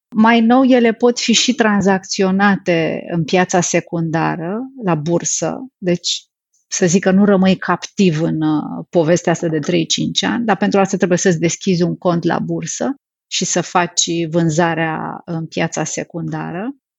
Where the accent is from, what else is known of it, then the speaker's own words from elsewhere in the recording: Romania; pentru noi ca și români